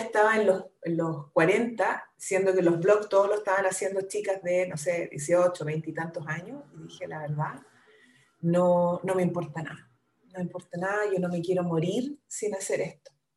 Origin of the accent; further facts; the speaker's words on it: Concepción, Biobío, Chile; yo soy de Concepción, soy la menor de seis hermanos